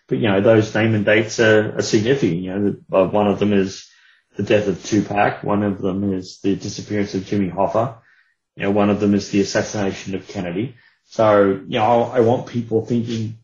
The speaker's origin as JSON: {"language": "English", "country": "Australia", "said": "being of Australian origin"}